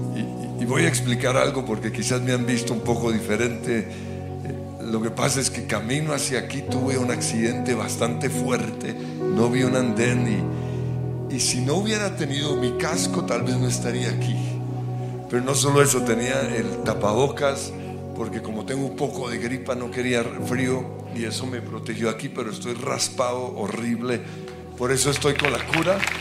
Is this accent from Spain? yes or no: no; Colombia; hoy como colombianos